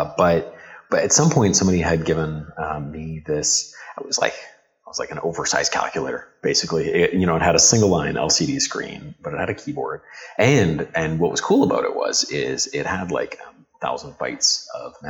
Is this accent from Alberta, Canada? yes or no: yes; Calgary, Alberta, Canada; was born and raised in Calgary